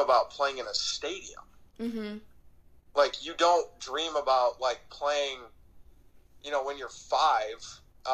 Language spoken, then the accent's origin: English; Chicago, Illinois, United States; moved away as an adult; also born or lived in Lawrence, Kansas; now in Scottsdale, United States; growing up in Chicago